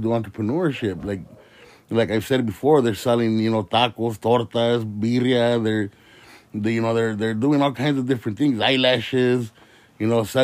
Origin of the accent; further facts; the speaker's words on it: Indio, California, United States; I'm from the Coachella Valley. I'm here from my little city of Indio